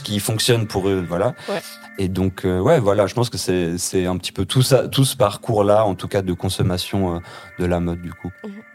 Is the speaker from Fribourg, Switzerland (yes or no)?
no; Geneva, Switzerland; j'ai grandi ici à Genève